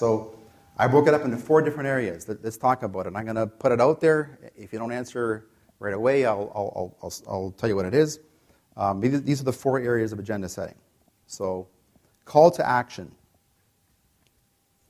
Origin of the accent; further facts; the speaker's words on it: Canada; I'm from Canada